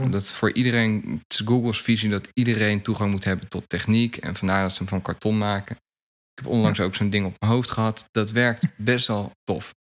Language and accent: Dutch; Netherlands